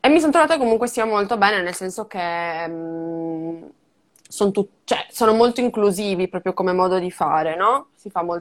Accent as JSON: {"language": "Italian", "town": "Madrid", "region": "Community of Madrid", "country": "Spain", "said": "Io sono di Madrid, Madrid"}